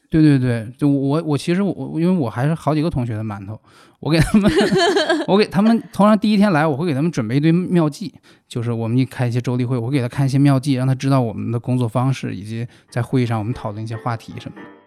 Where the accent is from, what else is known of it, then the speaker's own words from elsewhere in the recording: Hebei, China; 因为我是河北人